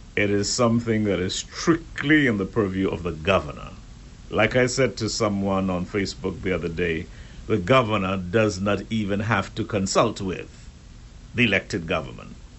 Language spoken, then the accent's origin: English; Turks & Caicos Islands; we Turks and Caicos Islanders